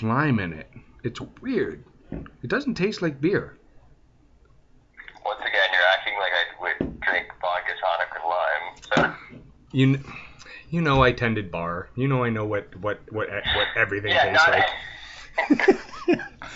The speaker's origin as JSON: {"language": "English", "country": "Canada", "said": "I'm French Canadian, so poutine's a regular thing here"}